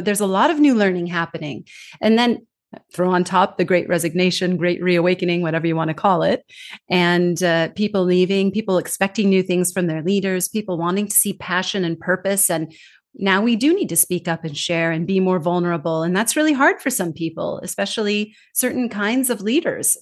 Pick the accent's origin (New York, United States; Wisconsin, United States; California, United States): California, United States; moved away as an adult; also born or lived in Denmark; now in Singapore; I'm originally from California, born and raised